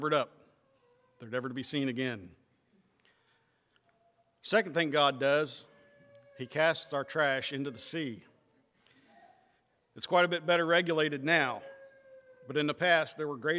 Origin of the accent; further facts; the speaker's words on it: West Virginia, United States; now in Ohio, United States; I was born and I was raised in West Virginia